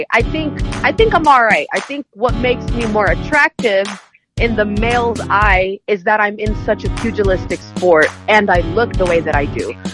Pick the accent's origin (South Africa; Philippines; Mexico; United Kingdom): Philippines; moved away; there was a huge culture shock when I came here from the Philippines so I got picked on a lot so I was fighting a lot